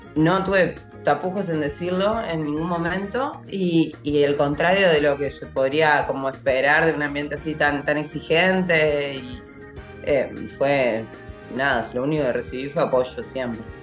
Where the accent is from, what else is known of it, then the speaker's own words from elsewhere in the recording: Uruguay; yo soy uruguaya